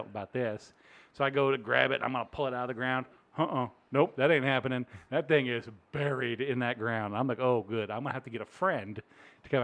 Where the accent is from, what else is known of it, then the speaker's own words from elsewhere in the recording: Virginia, United States; now in Springfield, Missouri, United States; I'm from Virginia